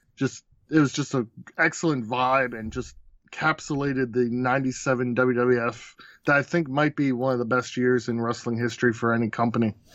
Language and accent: English; Baltimore, Maryland, United States; I'm from Baltimore, so it, we were a W C W town